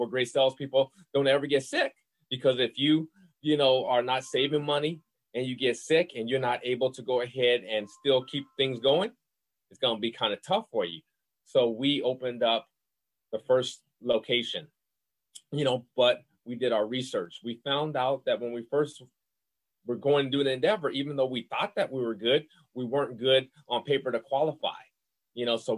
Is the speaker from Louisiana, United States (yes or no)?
yes; New Orleans, Louisiana, United States; I'm from New Orleans, Louisiana. I'm a Southern boy